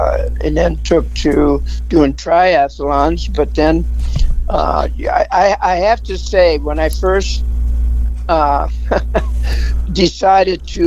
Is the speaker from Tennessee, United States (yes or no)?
no; Wisconsin, United States; now in Salt Lake City, United States; I grew up in Wisconsin. I was born and raised in Wisconsin.